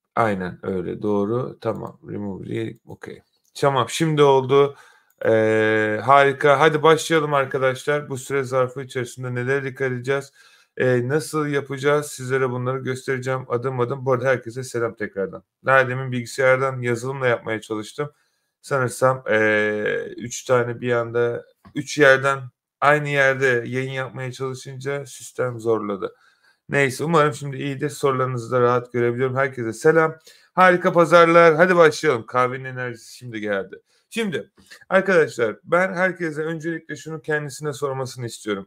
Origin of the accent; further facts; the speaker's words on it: Turkey; now in London, United Kingdom; ben de Türkiye'de doğdum